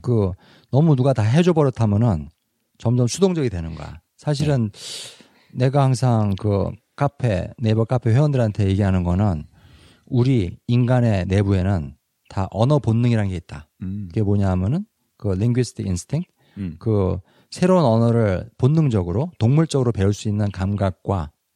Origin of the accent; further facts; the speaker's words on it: South Korea; first language Korean; moved away; 나도 사실은 한국 사람인 나도